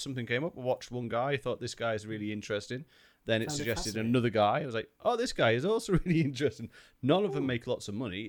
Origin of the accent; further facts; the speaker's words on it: United Kingdom; Well, we're British.